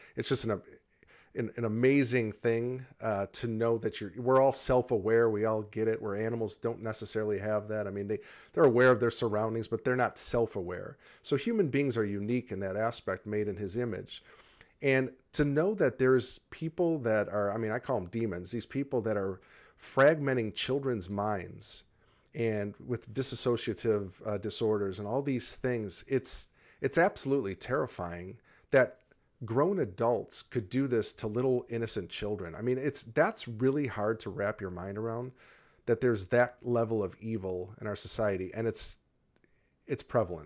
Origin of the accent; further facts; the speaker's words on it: United States; as an American, you know, you grow up in a country